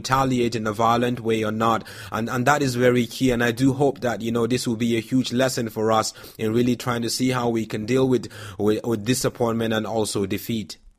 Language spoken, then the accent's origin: English; Nigeria; growing up in Nigeria